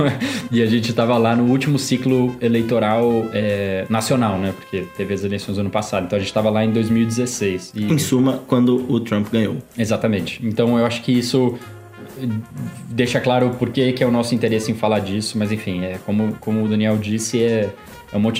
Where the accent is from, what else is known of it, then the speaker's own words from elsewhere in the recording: São Paulo, Brazil; accent: paulistano; also born or lived in Brasília; sotaque meio de paulistano que, que eu sou da Zona Norte de São Paulo e eu acho que eu perdi bastante do sotaque quando eu morei em Brasília por sete anos da minha vida